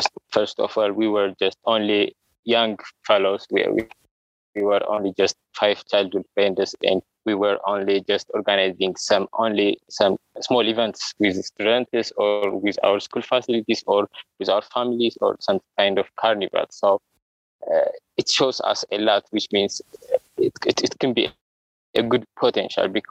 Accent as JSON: {"language": "English", "region": "Addis Ababa", "country": "Ethiopia", "tie": "born or raised there", "said": "I'm from Addis Ababa, Ethiopia, and I born in Addis Ababa"}